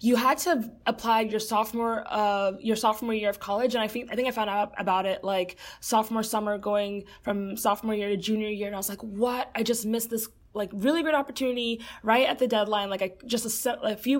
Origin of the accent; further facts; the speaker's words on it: Fort Lauderdale, Florida, United States; moved away as an adult; also born or lived in New York City; now in Chicago, United States; Originally, I am from Fort Lauderdale, Florida, which is where I grew up.